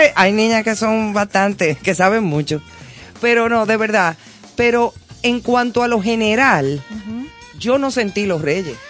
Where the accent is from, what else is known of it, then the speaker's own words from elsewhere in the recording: Dominican Republic; Aquí todavía, todavía en nuestro país, sigue siendo eh, como un toque de queda